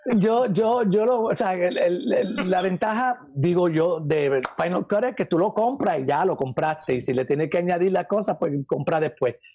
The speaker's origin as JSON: {"language": "Spanish", "country": "Puerto Rico", "tie": "born or raised there", "also_born_or_lived": "New York, United States", "moved": "as an adult", "lives_now": "United States", "said": "yo no nací en Puerto Rico, yo nací acá en Estados Unidos, yo nací en Nueva York. Este, yo soy New Yorkican"}